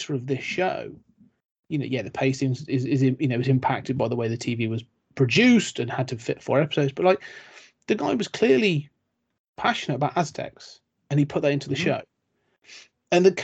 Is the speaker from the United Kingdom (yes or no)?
yes; United Kingdom; I'm British